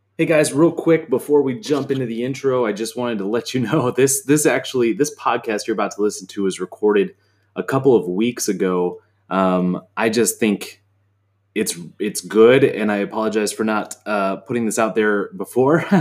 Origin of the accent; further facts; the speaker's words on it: United States; as the American there